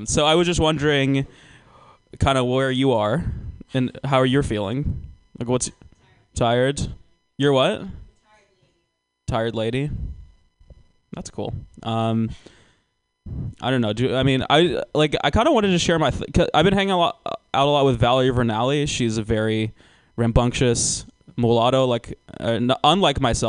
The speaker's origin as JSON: {"language": "English", "region": "Georgia", "country": "United States", "said": "I'm actually from Georgia"}